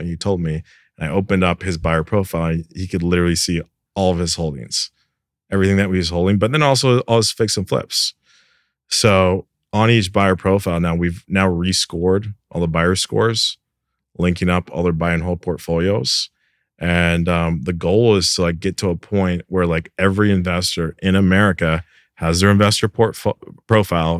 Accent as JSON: {"language": "English", "country": "Canada", "moved": "yes", "said": "I'm Canadian originally."}